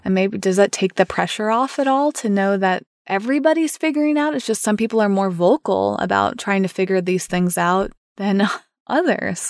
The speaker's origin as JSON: {"language": "English", "country": "United States", "said": "for me as an American"}